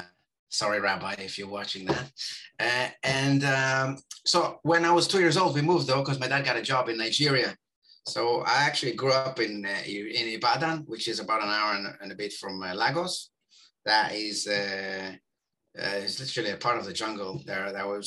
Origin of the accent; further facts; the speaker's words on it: Israel; born there; And I was born in Israel, home of the system circumventers.